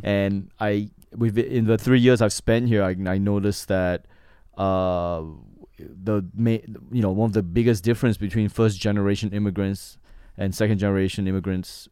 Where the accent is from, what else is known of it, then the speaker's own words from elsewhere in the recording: Johor Bahru, Johor, Malaysia; moved away as an adult; also born or lived in Manchester, New Hampshire, United States / Singapore / Australia; now in United States; my hometown in Malaysia, Johor Bahru, is the border town